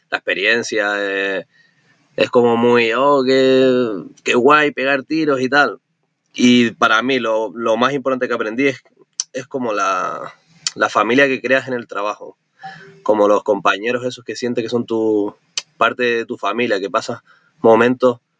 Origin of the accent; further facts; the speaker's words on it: Canary Islands, Spain; un canario enamorado de viajar